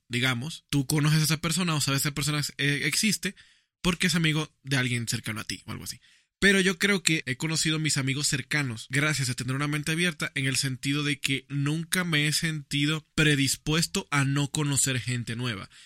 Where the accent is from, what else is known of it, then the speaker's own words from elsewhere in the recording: Dominican Republic; Yo soy de República Dominicana.